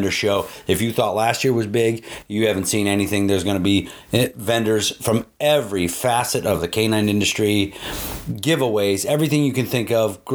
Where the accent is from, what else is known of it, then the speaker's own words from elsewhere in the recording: Ohio, United States; And I'm in Ohio. I'm from Ohio